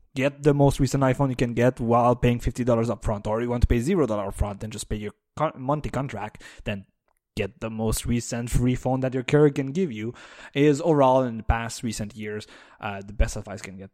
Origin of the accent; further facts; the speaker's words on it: Canada; as a Canadian